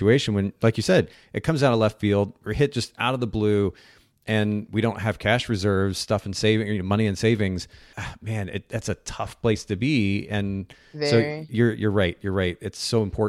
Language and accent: English; Chattanooga, Tennessee, United States; It's actually coming to Chattanooga this year, which is my hometown. It's where I live, the Chattanooga area.